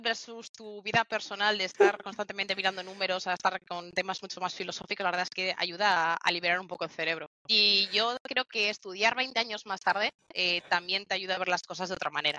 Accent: Barakaldo, Basque Country, Spain; yo soy de Barracaldo y estoy en la nave de aquí Bilbao

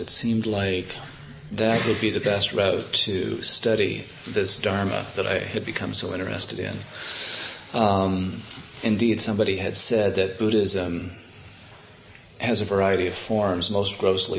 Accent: Canada; moved away; as a Canadian

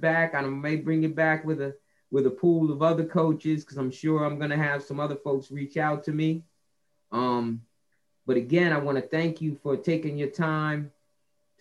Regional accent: New Jersey, United States; I grew up in New Jersey

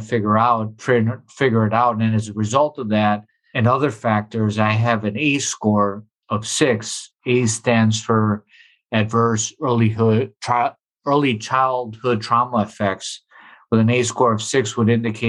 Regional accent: Milwaukee, Wisconsin, United States; both of my parents are from Puerto Rico. I was born and raised in Milwaukee

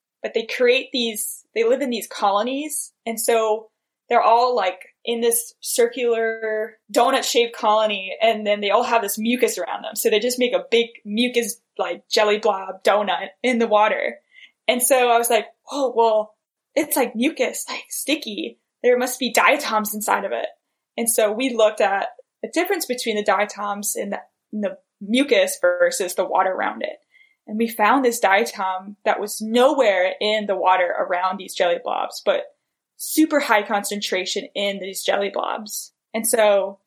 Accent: San Diego, California, United States; I grew up in San Diego next to the ocean

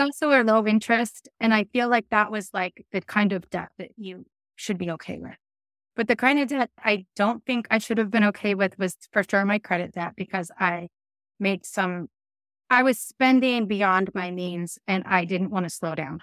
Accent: Castle Rock, Washington, United States; where I grew up in Kessel Rock, Washington

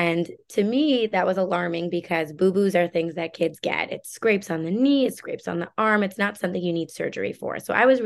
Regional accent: Long Island, New York, United States; moved away as an adult; also born or lived in Chicago; I grew up in Long Island in the suburbs of New York City with my parents

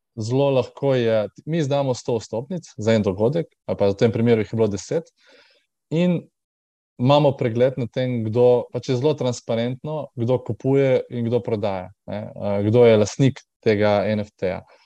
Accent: Trbovlje, Slovenia; moved away as an adult; also born or lived in Škofja Loka area, Slovenia / Primorska, Slovenia; prihajam tako, iz, iz Trbove, uh, kjer pač ne, ne živim um, od 18 let

